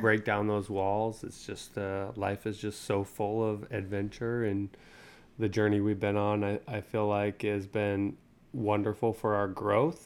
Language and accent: English; Utah, United States; moved away as an adult; now in Tennessee, United States; Born and raised in Utah.